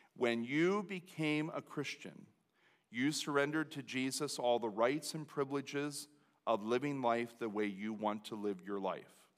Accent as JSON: {"language": "English", "country": "United States", "said": "as an American citizen, as a Lancaster Countyan"}